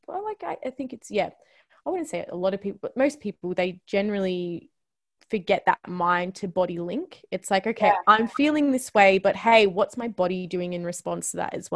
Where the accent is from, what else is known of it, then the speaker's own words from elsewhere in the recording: Australia; As an Aussie, like, I think that it's just, that's something that is literally just born in you as well, even though like my genetics are not from Australia